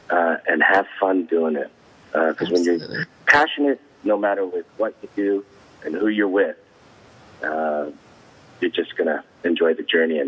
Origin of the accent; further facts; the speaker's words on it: Italy; not because I'm from Italy.